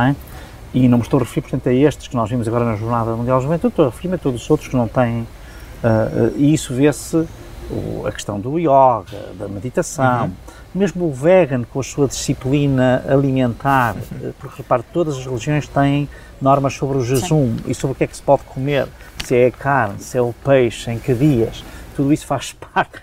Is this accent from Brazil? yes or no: no; Portugal; adoro ser português